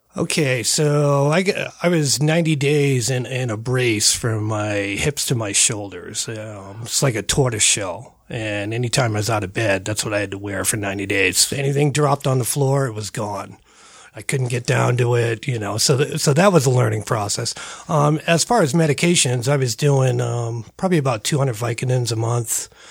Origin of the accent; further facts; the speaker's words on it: Northeast, United States; now in Colorado, United States; I'm from the Northeast.